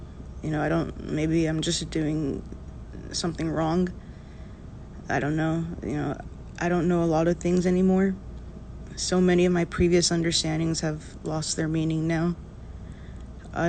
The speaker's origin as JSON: {"language": "English", "region": "Texas", "country": "United States", "said": "I'm from Texas"}